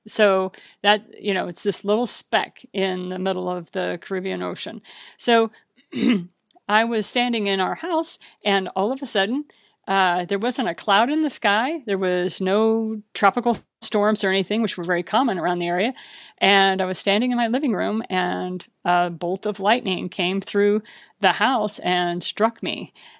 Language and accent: English; Japan; also born or lived in Bahamas; much closer to what I grew up with in Japan and the Bahamas than what I experienced when my dad retired to southern Missouri